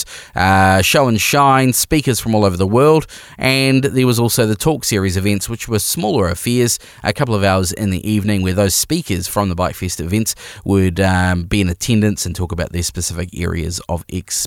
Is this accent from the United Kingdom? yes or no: no; New Zealand